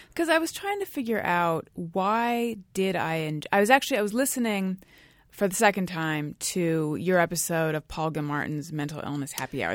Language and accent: English; Orange County, California, United States; also born or lived in New York; now in California, United States; I grew up in Orange County, California, which is also where Gary grew up.